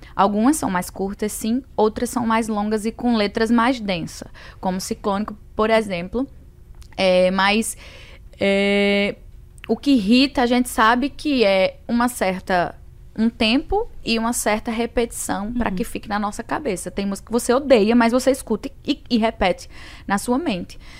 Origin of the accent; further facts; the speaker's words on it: Northeast Region, Brazil; Sou mulher, sou nordestina